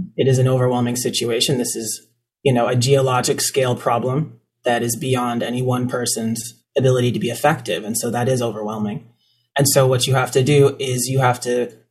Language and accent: English; Maine, United States; I grew up in Maine from the time I was pretty small. Initially Northern Maine, and then I went to high school in Western Maine.